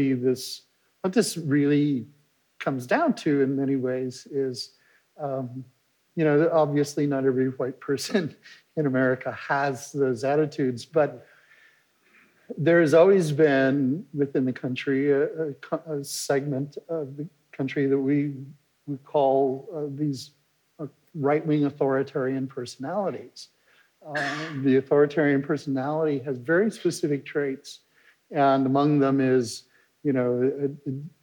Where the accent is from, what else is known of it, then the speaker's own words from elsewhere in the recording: the West, United States; I grew up in the West